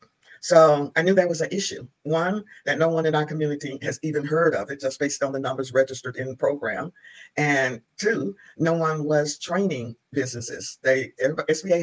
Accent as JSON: {"language": "English", "town": "Asheville", "region": "North Carolina", "country": "United States", "also_born_or_lived": "Washington, D.C.", "moved": "as an adult", "said": "I'm originally from Asheville, North Carolina. And after college, I went to Washington, D.C."}